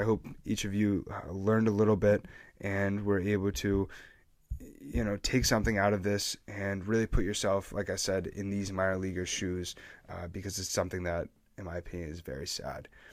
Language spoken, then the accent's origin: English; New England, United States; I'm from New England